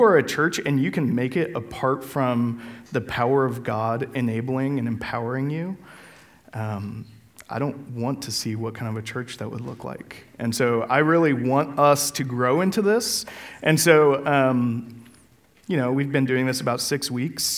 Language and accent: English; Denver, Colorado, United States; moved away; I'm from Colorado and the great city of Denver